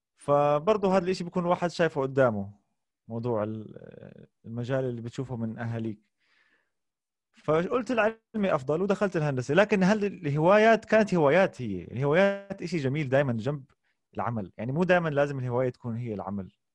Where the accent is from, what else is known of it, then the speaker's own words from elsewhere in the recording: Amman, Amman Governorate, Jordan; also born or lived in Kuwait / Jaffa (ancestral origin); وعشت حياتي كلها في الاردن في عمان لكن مسقط راسي هو الكويت